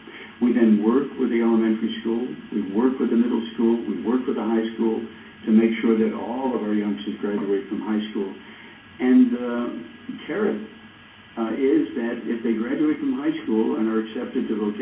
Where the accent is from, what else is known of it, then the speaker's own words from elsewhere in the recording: New York City, New York, United States; now in Central Florida, United States; I was born and raised on the Lower East Side of Manhattan, a neighborhood referred to as Hell's Kitchen, where my grandparents came to settle from Russia and Austria.